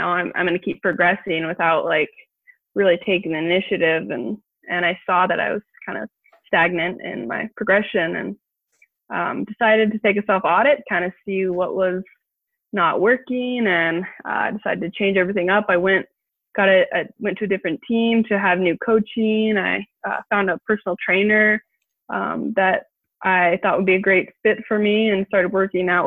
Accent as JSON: {"language": "English", "town": "Portland", "region": "Oregon", "country": "United States", "tie": "born or raised there", "said": "I'm from Portland, Oregon, born and raised. Loved growing up in the Northwest."}